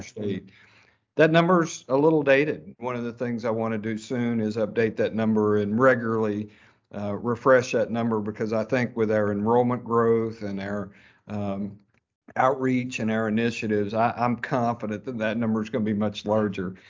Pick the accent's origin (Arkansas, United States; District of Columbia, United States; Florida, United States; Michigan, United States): Arkansas, United States; Fayetteville; I grew up in Fayetteville